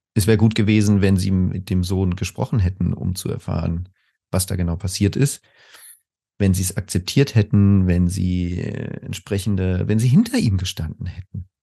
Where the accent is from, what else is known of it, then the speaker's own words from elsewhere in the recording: Spain; moved away as an adult; also born or lived in Germany; now in Berlin, Germany; ich bin in Spanien aufgewachsen und bin dann als äh, früher 20-Jähriger nach Deutschland gekommen